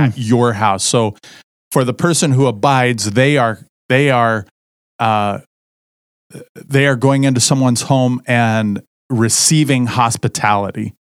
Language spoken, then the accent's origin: English; Southern Indiana, United States; moved away; I grew up in Southern Indiana